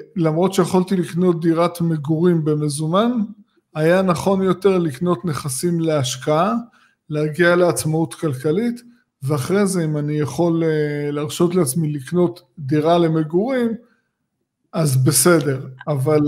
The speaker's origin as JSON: {"language": "Hebrew", "area": "Tel Aviv area", "region": "Tel Aviv District", "country": "Israel", "tie": "born or raised there", "said": "אני גדלתי באזור הזה"}